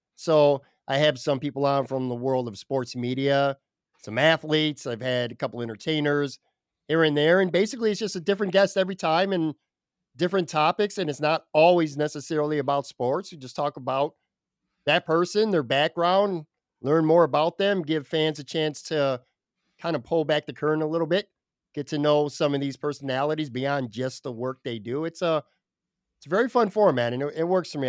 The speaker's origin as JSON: {"language": "English", "town": "Buffalo", "region": "New York", "country": "United States", "tie": "born or raised there", "moved": "yes", "lives_now": "Florida, United States", "said": "it's kinda like my way to stay connected to my hometown, even though I'm currently not in my hometown"}